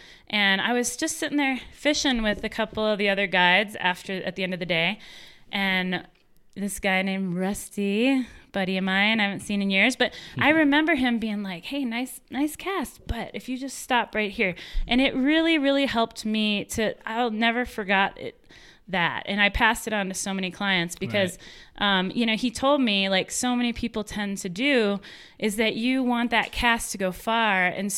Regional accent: United States; I grew up on the Mississippi River.

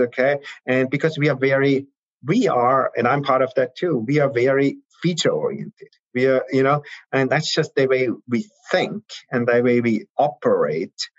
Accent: Austria; moved away as an adult; also born or lived in Salzburg, Austria / Heidelberg, Germany / Vienna, Austria; now in United States; I'm originally from Austria.

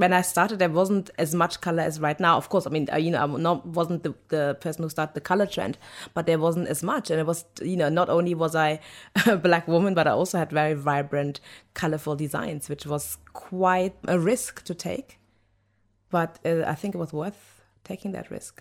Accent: Germany; now in London, United Kingdom; I was born in Germany by Nigerian parents, but I was raised by German parents

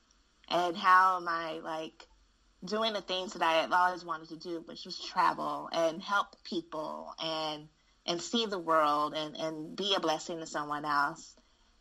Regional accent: Gary, Indiana, United States; moved away; I am born and raised in Gary, Indiana

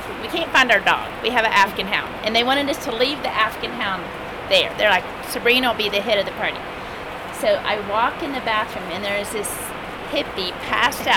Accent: Austin, Texas, United States; I grew up in Austin in the 70s

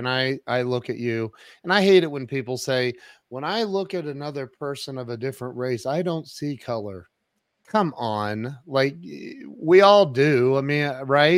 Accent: Ohio, United States; moved away as an adult; also born or lived in Kennesaw, Georgia; I grew up in Ohio

